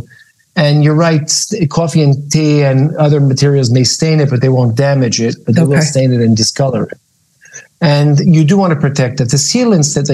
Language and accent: English; New York, United States; moved away as an adult; now in Israel; I grew up in New York, but I've been living in Israel lately